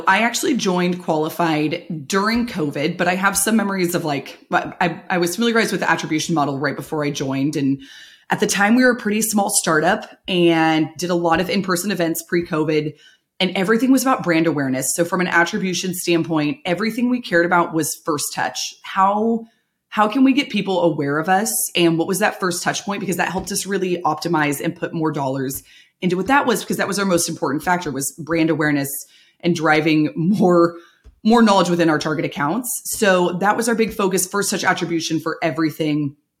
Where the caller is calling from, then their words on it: Walnut Creek, California, United States; I am joining you virtually from my living room in the East Bay in Walnut Creek, California.